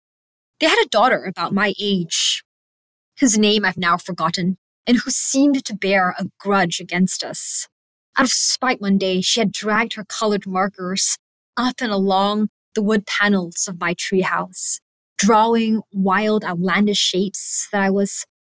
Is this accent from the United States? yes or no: yes; California, United States; English is a second language; podcast is a candid reflection on discovering my own personal voice, both as a young writer and migrant growing up in California.